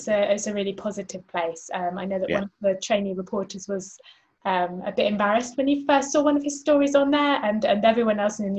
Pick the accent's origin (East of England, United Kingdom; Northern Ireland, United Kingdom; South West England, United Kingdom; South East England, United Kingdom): South West England, United Kingdom; Somerset; moved away; I'm from Somerset